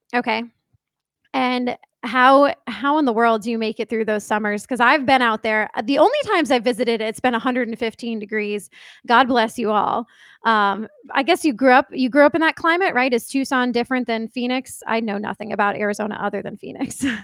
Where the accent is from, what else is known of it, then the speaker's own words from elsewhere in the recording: East Coast, United States; I grew up on the East Coast, and my family mostly lives on the East Coast